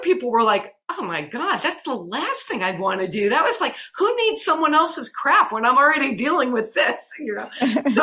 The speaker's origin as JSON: {"language": "English", "region": "New York", "country": "United States", "tie": "born or raised there", "said": "I grew up in New York, so we spent a lot of time in Central Park"}